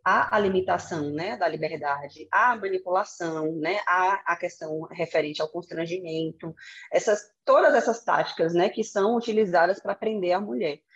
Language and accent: Portuguese; Salvador, Bahia, Brazil; moved away; na minha cidade natal, né, que é Salvador